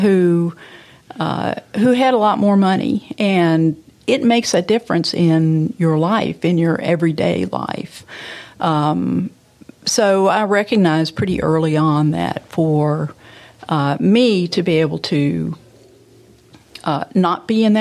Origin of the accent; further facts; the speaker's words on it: Memphis, Tennessee, United States; I had a strictly middle class growing up in walking to neighborhood school and playing with my friends in Memphis